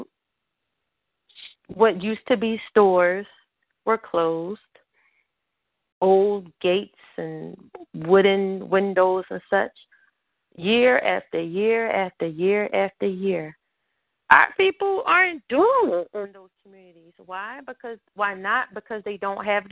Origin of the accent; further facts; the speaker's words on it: Philadelphia, Pennsylvania, United States; I grew up in North Philly too